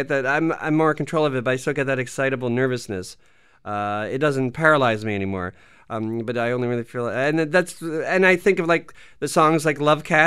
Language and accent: English; Canada; we're Canadian